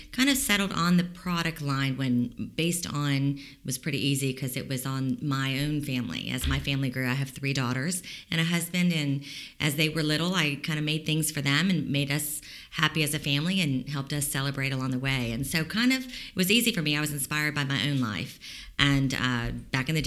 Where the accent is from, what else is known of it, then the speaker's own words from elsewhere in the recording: Miami, Florida, United States; moved away as an adult; now in Tallahassee, United States; I'm not from Tallahassee, even though I've lived here the majority of my life, over 35 years. I'm from Miami originally